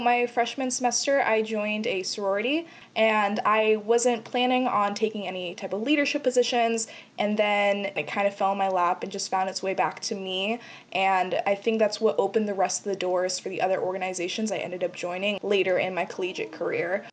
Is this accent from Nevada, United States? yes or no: yes; Las Vegas, Nevada, United States; I am born and raised in Las Vegas, raised through the Clark County School District